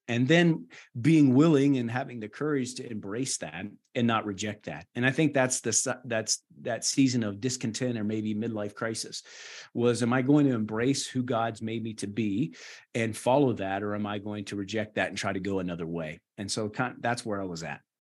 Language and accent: English; Wallyford, West Virginia, United States; moved away as an adult; also born or lived in Burkina Faso / Madagascar; now in Nairobi, Kenya; born and raised in Wally Ford, West Virginia